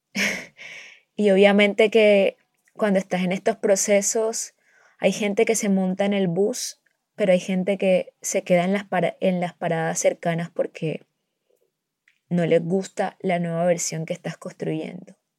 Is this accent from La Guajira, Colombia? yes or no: no; a town near Barranquilla, Atlántico, Colombia; yo vivo en un pueblo cerca de Barranquilla